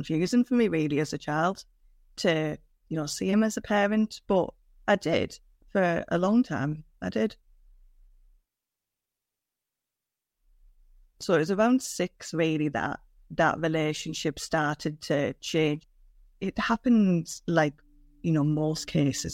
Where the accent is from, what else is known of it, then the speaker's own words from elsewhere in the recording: Middlesbrough, North East England, United Kingdom; I grew up in the northeast England. I grew up in Middlesbrough.